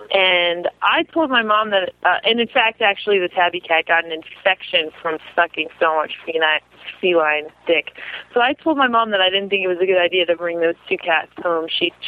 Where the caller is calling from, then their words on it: Massachusetts, United States; I'm calling from Massachusetts.